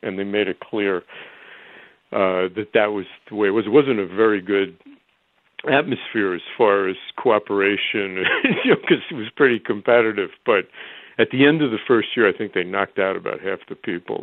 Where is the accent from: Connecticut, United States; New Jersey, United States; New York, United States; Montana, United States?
New Jersey, United States; Elmwood Park; growing up in New Jersey